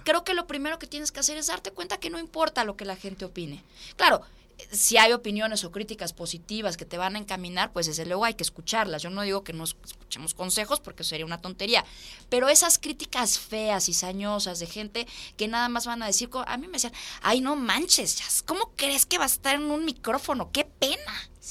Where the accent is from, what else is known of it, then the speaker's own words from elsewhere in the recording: Mexico; also born or lived in Italy; yo soy mexicana